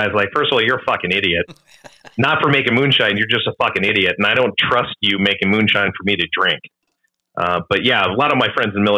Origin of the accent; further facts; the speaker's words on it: Minnesota, United States; Like I grew up in the Midwest, Minnesota.